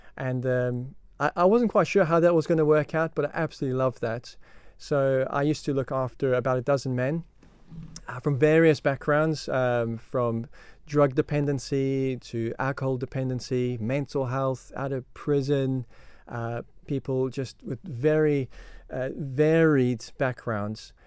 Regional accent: South Africa; moved away as an adult; now in Isle of Man; I come from South Africa, and, um, yeah, so that's where I grew up, that's where I was brought up

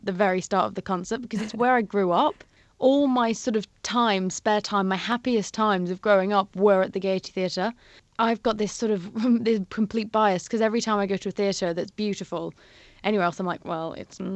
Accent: Isle of Man; growing up in the Isle of Man, it's so beautiful

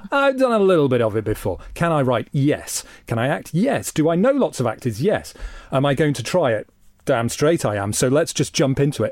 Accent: Isle of Man; moved away as an adult; the Isle of Man and this wonderful place that I grew up

